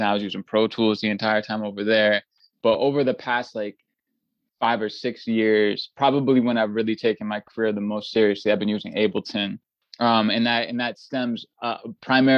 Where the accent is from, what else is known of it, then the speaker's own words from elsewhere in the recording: Boston, Massachusetts, United States; I was from I was from Boston